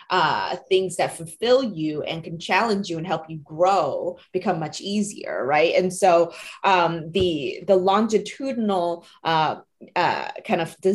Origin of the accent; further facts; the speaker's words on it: New Jersey, United States; English is a second language; also born or lived in Taiwan; I'm an immigrant from Taiwan. I actually moved here with my family when I was 10 years old. And so we moved to a very small town in New Jersey.